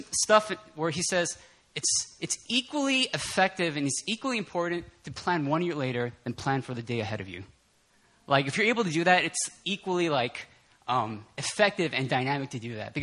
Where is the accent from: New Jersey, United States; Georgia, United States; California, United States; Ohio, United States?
New Jersey, United States; New York; I'm from the New York, New Jersey area